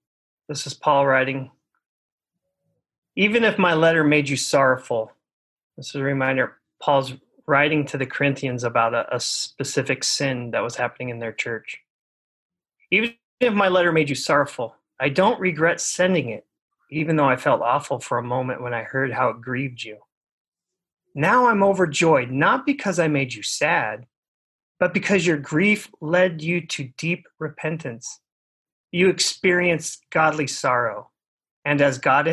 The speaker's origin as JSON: {"language": "English", "area": "Orange County", "region": "Southern California", "country": "United States", "tie": "born or raised there", "said": "growing up in Southern California, growing up in Orange County"}